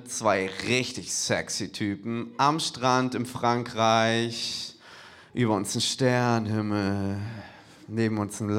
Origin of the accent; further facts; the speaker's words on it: Hamburg, Germany; Ich, ich komme eigentlich aus Hamburg, für mich ist beides ein Abstieg.